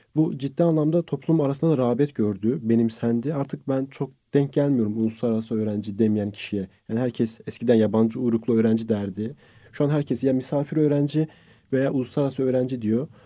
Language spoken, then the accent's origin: Turkish; Azerbaijan; born or raised there; also born or lived in Istanbul, Turkey; now in Turkey